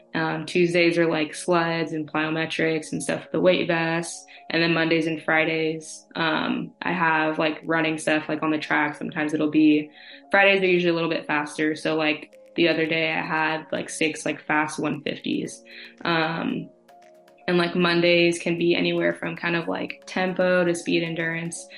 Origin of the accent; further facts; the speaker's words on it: California, United States; also born or lived in Oregon; I am from California, um, born and raised